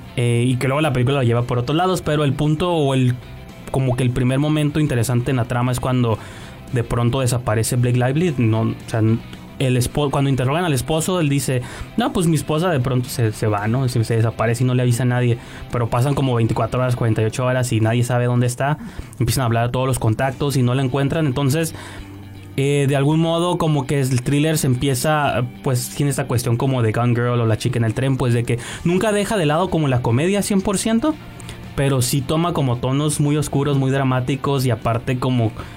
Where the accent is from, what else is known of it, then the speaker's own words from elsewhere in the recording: Mexico; como, mexicanos